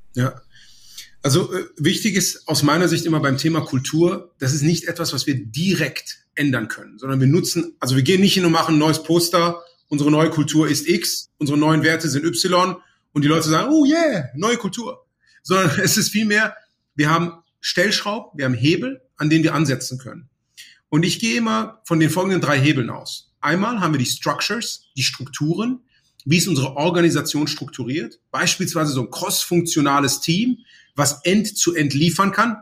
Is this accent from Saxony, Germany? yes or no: no; Aachen, North Rhine-Westphalia, Germany; moved away as an adult; also born or lived in Munich; now in Cologne, Germany; Ich bin jetzt ursprünglich in Aachen aufgewachsen